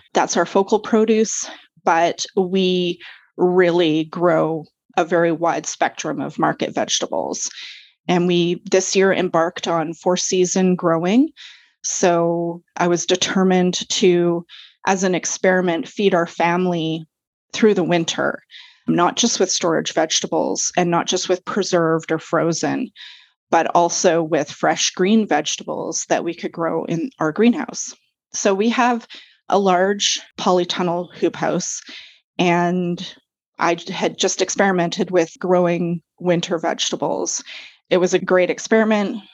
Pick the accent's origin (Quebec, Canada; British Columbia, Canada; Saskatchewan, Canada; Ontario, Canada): British Columbia, Canada; Vancouver; moved away as an adult; also born or lived in Comox Valley, Vancouver Island; now in Courtenay, Canada; I'm actually originally from Vancouver. That's where I grew up.